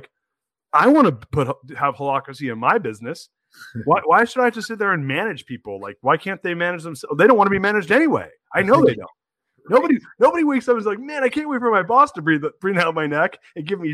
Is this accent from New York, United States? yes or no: no; California, United States; moved away as an adult; now in Austin, United States; I'm originally from California